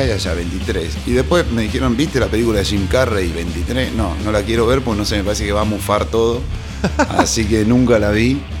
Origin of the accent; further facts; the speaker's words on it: Salta, Argentina; moved away as an adult; now in La Plata, Argentina; Soy salteño.